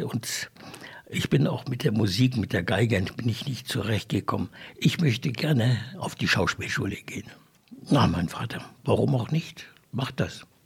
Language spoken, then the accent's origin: German; Windhoek, Khomas, Namibia; da bin ich dann also hier in Windhoek groß geworden, bin dann hier auch zur Schule gegangen, HPS